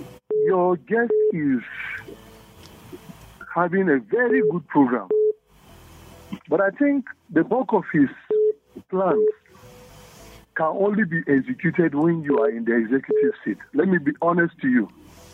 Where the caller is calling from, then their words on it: Zaramaganda, Plateau, Nigeria; I'm calling you from Zaramaganda.